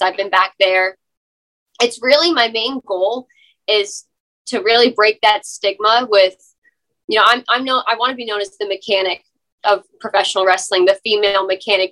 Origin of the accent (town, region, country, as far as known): Beaufort, South Carolina, United States